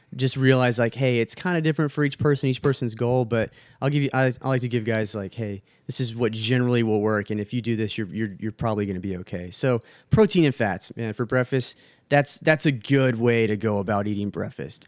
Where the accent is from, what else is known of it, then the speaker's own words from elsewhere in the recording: Texas, United States; moved away; Obviously, I'm from Texas. I, I miss it very, very much right now